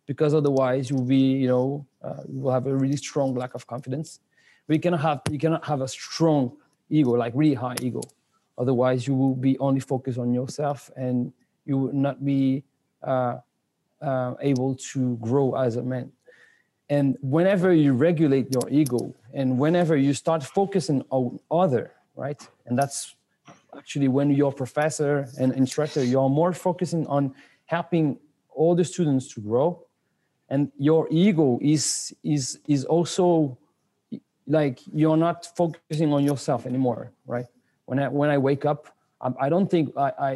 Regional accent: France; English is a second language; moved away as an adult; also born or lived in Spain / London, United Kingdom / Senegal / Angola; I grew up here in France until I was 19.

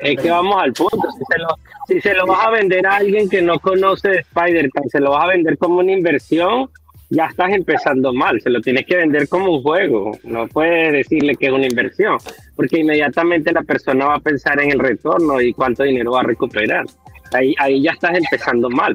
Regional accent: Venezuela; soy yo de Venezuela

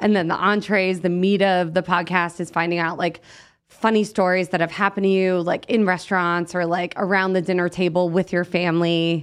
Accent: New Jersey, United States; also born or lived in Los Angeles; now in Las Vegas, United States; We're both from New Jersey originally

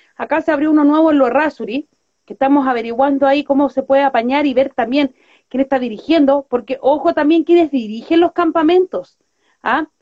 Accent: Santiago, Santiago Metropolitan Region, Chile; Nosotros somos, de acá de Villa Francia. Nuestra radio es de Villa Francia

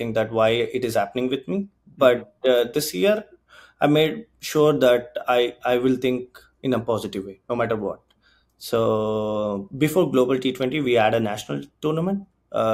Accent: Bangalore, Karnataka, India; now in Canada; I'm from Karnataka, right? So Bangalore

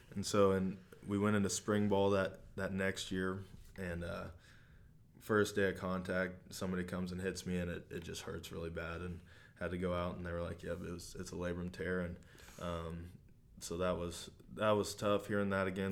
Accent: Hamilton, Missouri, United States; I grew up in Hamilton. It's a small town, uh, just south of Maryville.

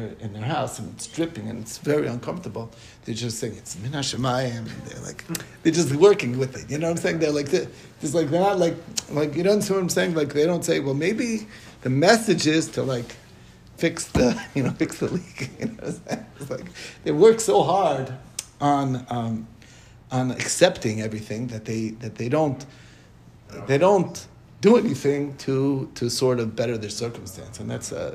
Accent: Monsey, New York, United States; where I grew up in Muncie

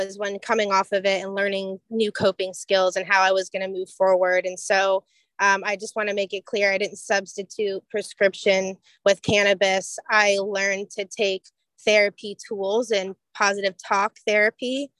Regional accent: Florida, United States; also born or lived in Port Huron, Michigan / St. Clair, Michigan; So I definitely claim myself as a native Florida girl all day

